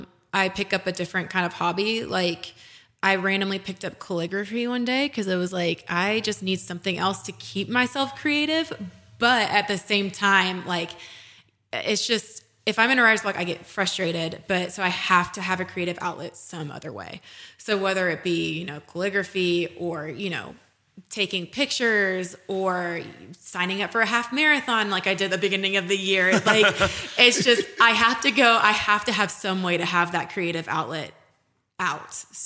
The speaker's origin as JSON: {"language": "English", "region": "Texas", "country": "United States", "tie": "born or raised there", "said": "Just growing up in Texas, like I, and also not to mention Texas A&M games are fun."}